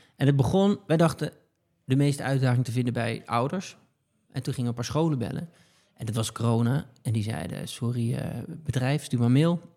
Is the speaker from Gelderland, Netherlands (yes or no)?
yes; Betuwe, Gelderland, Netherlands; moved away as an adult; now in Haarlem, Netherlands; ik, kom uit de Betuwe